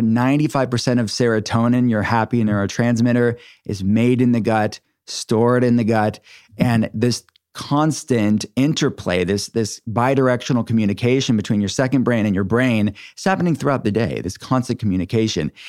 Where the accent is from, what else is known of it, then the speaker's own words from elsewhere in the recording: Pittsburgh, Pennsylvania, United States; my city, my hometown, where my functional medicine telehealth center is based